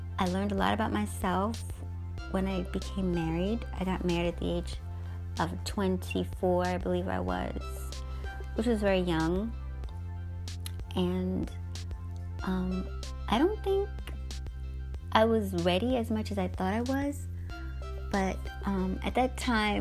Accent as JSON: {"language": "English", "country": "United States", "tie": "born or raised there", "also_born_or_lived": "Guyana", "said": "So I grew up in the States. This is really all I know."}